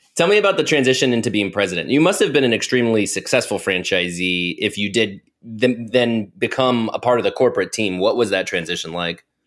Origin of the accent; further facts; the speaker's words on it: Ohio, United States; moved away; I just moved to Ohio. I'm originally from Ohio